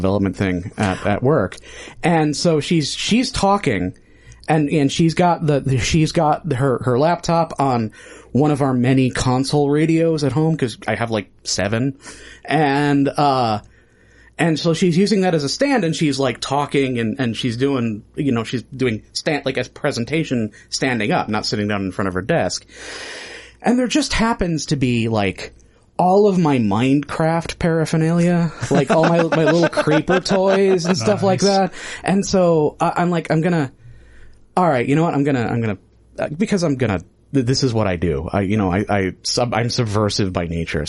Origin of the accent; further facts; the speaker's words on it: Midwest, United States; I'm from the Midwest. It's short vowels all the way down